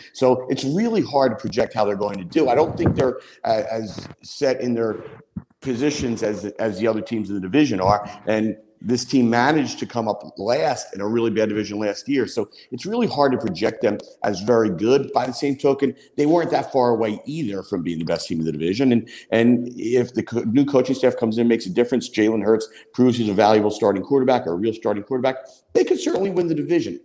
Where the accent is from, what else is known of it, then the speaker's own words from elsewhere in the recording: Philadelphia, Pennsylvania, United States; I'm a Philadelphian.